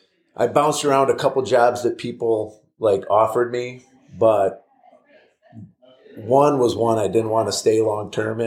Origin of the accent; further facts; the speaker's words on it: Ann Arbor, Michigan, United States; Yeah, I'm from the Ann Arbor, Michigan area.